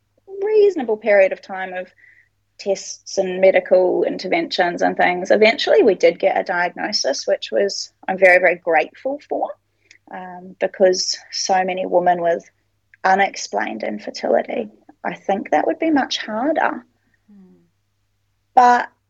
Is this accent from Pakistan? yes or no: no; New Zealand; also born or lived in Sydney, Australia; now in Brisbane, Australia; we're originally from New Zealand